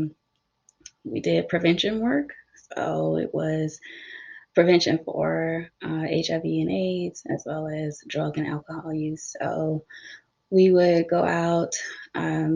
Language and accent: English; South Carolina, United States; I am from South Carolina, so I completed my bachelor's and my master's here in the state of South Carolina.